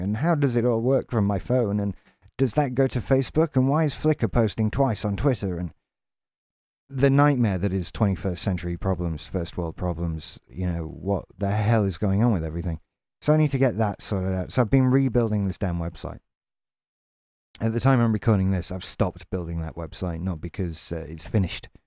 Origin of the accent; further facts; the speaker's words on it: England, United Kingdom; we have a bad enough reputation as English people